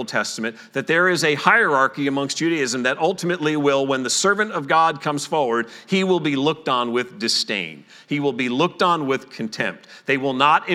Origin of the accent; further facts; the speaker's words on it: New Jersey, United States; I grew up in New Jersey